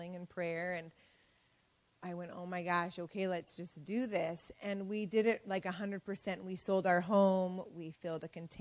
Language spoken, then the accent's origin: English; Washington, United States; moved away as an adult; now in Chile; we come from the States